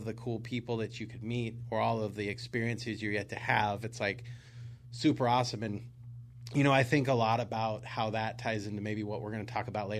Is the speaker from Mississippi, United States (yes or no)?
no; Tacoma, Washington, United States; moved away as an adult; also born or lived in Portland, Oregon; So born and raised in the Pacific Northwest.